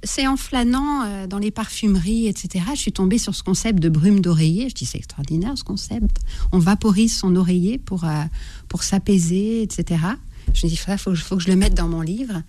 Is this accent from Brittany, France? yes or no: yes; Brittany, France; je suis une Bretonne